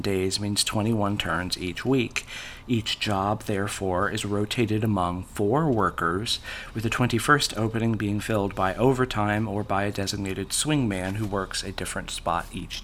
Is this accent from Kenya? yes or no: no; Oklahoma, United States; I'm not from the UK. I'm from Oklahoma